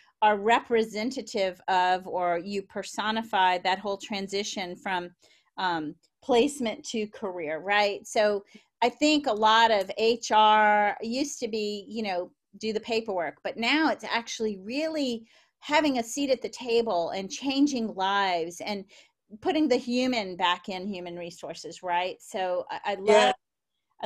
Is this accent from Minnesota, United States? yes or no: no; Baton Rouge, Louisiana, United States; also born or lived in New Orleans, United States; now in San Francisco Bay Area, United States; I was born in New Orleans and raised in Baton Rouge, and now I live in San Francisco Bay Area